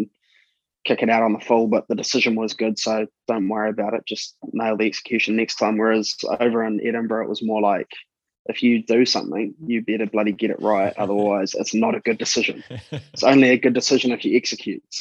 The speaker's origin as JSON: {"language": "English", "country": "New Zealand", "tie": "born or raised there", "said": "growing up in New Zealand"}